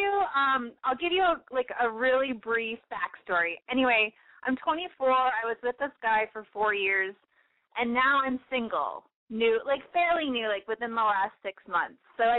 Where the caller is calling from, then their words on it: Chicago, Illinois, United States; I'm 24, and I am calling from Chicago with a boy problem.